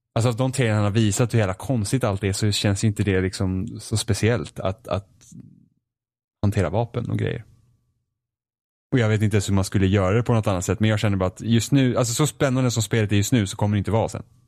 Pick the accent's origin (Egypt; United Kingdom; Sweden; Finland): Finland; Jag är finne